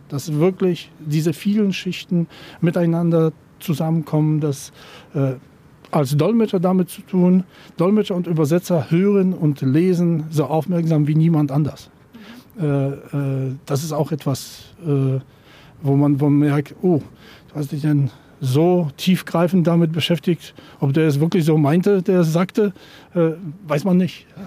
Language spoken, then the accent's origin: German; Poland; moved away as an adult; also born or lived in Potsdam; Da bin ich nach Potsdam als Pole aus Novosul.